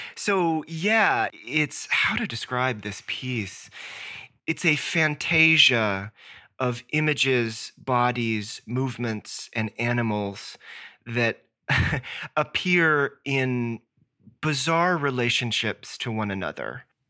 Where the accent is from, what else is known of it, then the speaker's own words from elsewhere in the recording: Southwest Virginia, United States; I grew up in Southwest Virginia